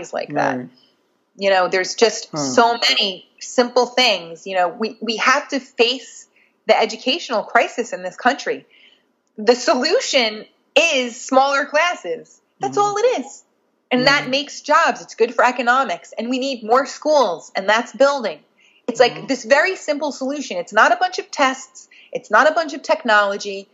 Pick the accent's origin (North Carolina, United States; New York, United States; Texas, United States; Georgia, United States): New York, United States; Nyack; I came from Nyack, New York, in Rockland County, outside of New York City. It is very close to the city, but mentally and culturally light years away. I grew up. The Nyack I grew up